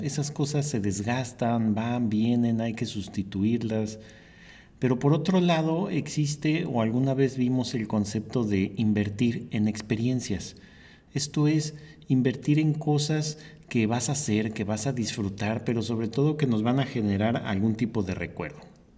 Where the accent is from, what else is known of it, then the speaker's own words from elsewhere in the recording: Mexico City, Mexico; moved away; yo vengo de la Ciudad de México